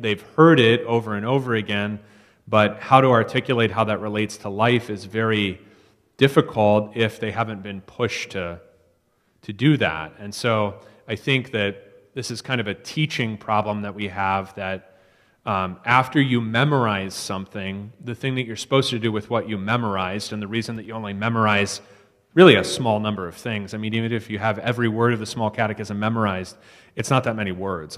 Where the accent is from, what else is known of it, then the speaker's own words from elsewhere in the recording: East Coast, United States; moved away; I'm from the East Coast